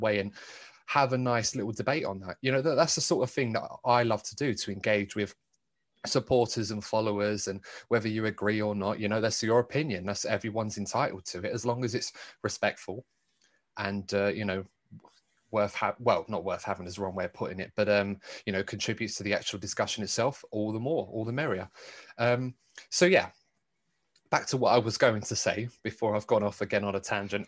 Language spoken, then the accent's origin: English; United Kingdom; what will we have to look forward to as British fans of the sport